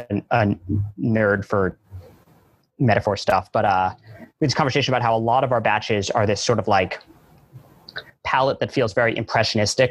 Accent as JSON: {"language": "English", "region": "New York", "country": "United States", "tie": "born or raised there", "said": "I grew up in New York. I'm a New Yorker at heart. And I feel lucky that I still get to live here"}